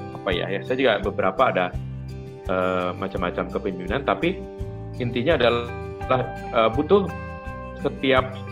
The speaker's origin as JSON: {"language": "Indonesian", "region": "Jakarta", "country": "Indonesia", "also_born_or_lived": "Sukabumi", "moved": "as an adult", "said": "saya kembali ke kota saya di Jakarta ini karena memang asal saya dari Jakarta"}